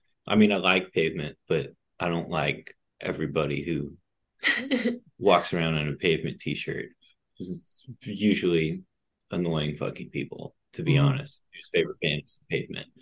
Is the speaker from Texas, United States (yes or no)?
yes; Austin, Texas, United States; I'm from Austin, hang out with a lot of musicians